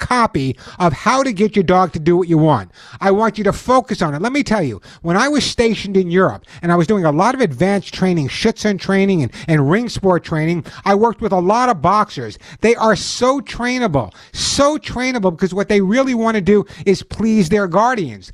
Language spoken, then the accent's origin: English; New York City, New York, United States; when I grew up in New York, especially in the Bronx